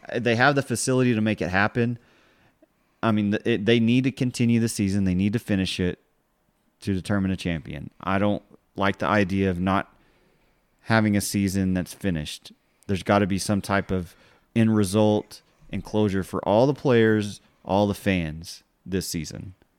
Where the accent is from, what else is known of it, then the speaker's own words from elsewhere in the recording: Texas Panhandle, United States; we're from the Panhandle